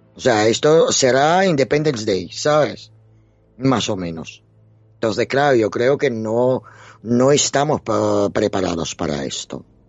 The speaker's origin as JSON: {"language": "Spanish", "town": "Dnipro", "region": "Dnipropetrovsk Oblast", "country": "Ukraine", "tie": "born or raised there", "moved": "yes", "lives_now": "Spain", "said": "soy ucraniana. O sea, yo he nacido en la Unión Soviética"}